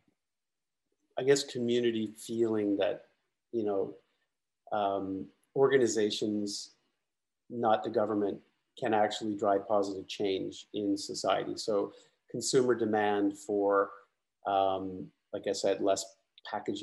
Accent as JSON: {"language": "English", "country": "Canada", "moved": "yes", "said": "I'm originally from Canada. I went to university in Canada"}